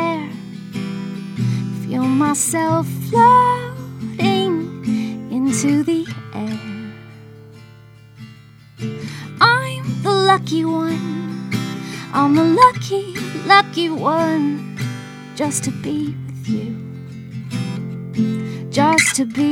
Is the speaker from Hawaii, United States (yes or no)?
yes; Hawaii, United States; when I was growing up in Hawaii